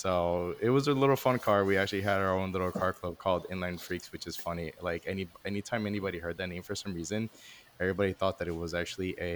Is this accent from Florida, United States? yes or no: yes; Miami, Florida, United States; I grew up in Miami